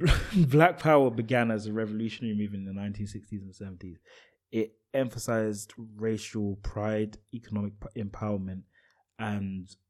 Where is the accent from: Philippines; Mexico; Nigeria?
Nigeria; you being Ghanaian and me being Nigerian